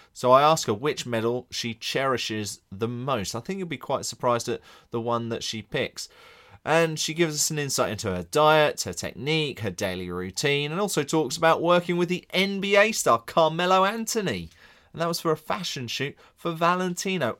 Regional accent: England, United Kingdom; I'm English here

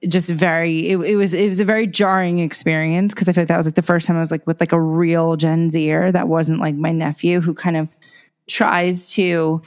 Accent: New York, United States; I'm also a New Yorker.

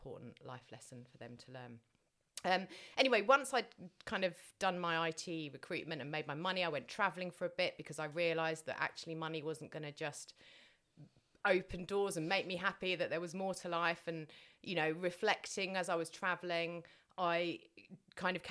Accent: Tunbridge Wells, South East England, United Kingdom; I was brought up in Tunbridge Wells

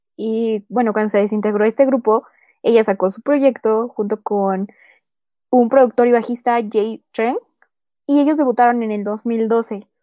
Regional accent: Mexico

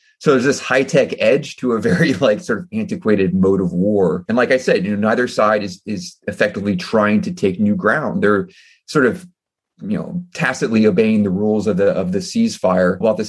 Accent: United States; I'm an American citizen, I'm not Ukrainian.

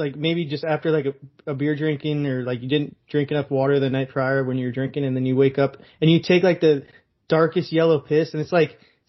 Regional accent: South Africa; Also, you could call someone racist if they think it's racist, because I'm from South Africa.

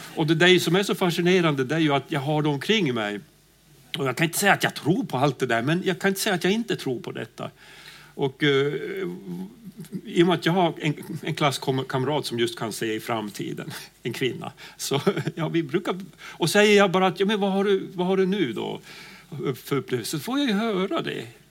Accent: Pajala, Norrbotten County, Sweden; jag kommer ju från Pajala längst upp i Norrbotten

